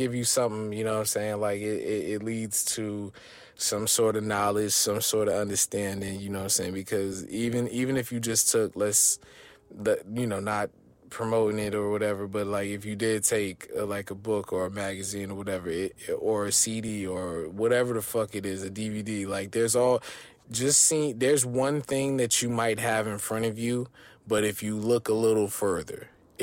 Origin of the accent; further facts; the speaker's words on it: New Jersey, United States; growing up in Jersey